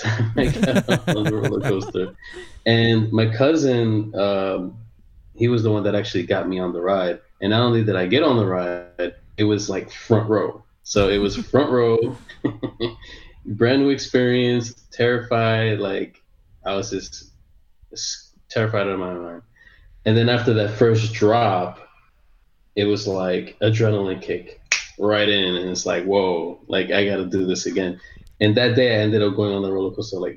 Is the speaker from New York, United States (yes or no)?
yes; New York City, New York, United States; moved away as an adult; now in Orlando, United States; I'm from Queens, New York